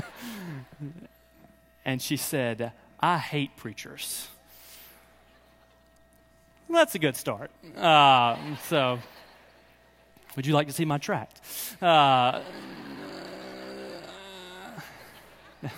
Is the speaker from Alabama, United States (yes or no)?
yes; Birmingham, Alabama, United States; I'm actually from Birmingham